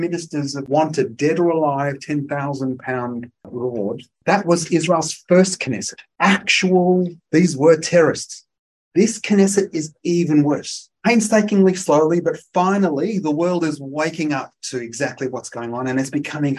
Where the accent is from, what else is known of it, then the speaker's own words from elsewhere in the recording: Australia; I'm Australian. I was born here. My children were born here